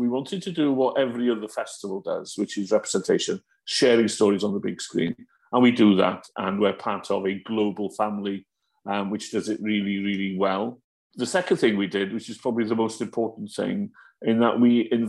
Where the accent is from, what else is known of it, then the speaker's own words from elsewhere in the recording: Wales, United Kingdom; as a Welsh speaker